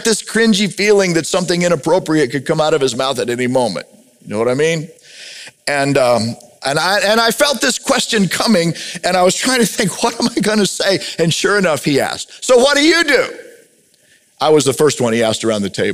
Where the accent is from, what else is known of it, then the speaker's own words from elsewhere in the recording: United States; I'm a majority member white guy in America